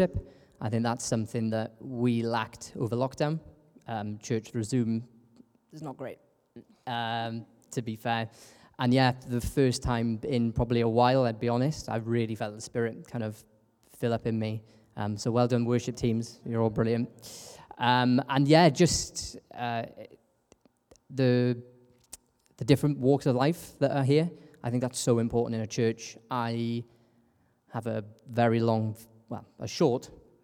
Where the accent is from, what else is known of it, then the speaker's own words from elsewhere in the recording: United Kingdom; accent: British; moved away as an adult; now in Peterborough, Canada; I'm the British one